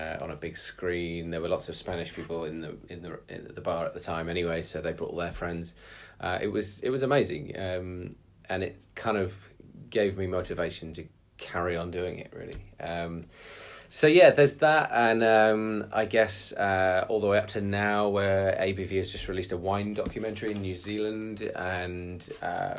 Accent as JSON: {"language": "English", "town": "Bristol", "region": "South West England", "country": "United Kingdom", "tie": "born or raised there", "said": "Bristol is actually my hometown"}